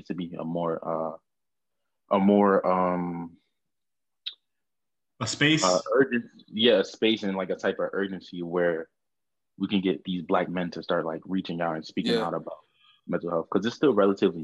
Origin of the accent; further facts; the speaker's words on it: Orange, New Jersey, United States; I'm from a little town called Orange, New Jersey. Not East Orange. Not West Orange